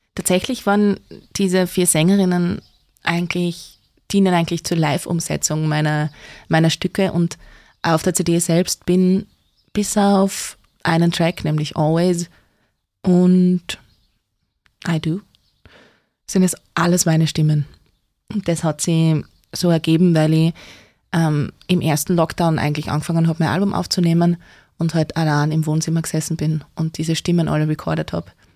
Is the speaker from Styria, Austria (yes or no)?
yes; Neumarkt, Styria, Austria; ich bin aus Neumarkt